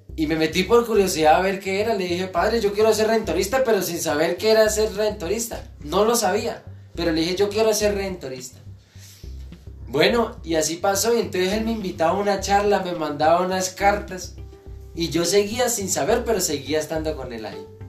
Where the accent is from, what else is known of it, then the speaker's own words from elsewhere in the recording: Oporapa, Huila, Colombia; el municipio de Oporapa. Feliz, contentísimo de donde soy